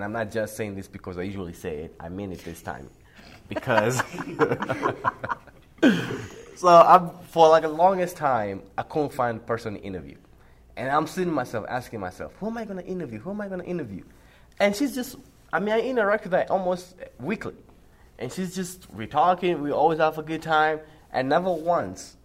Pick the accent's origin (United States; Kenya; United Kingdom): Kenya; I'm from Kenya